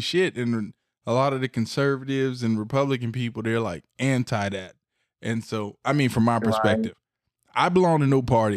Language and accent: English; the South, United States; I'm from the South